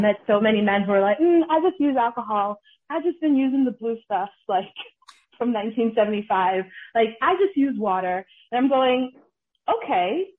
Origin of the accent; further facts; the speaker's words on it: New York City, New York, United States; also born or lived in Connecticut / Massachusetts / Ghana; now in New Haven, United States; I'm from the Bronx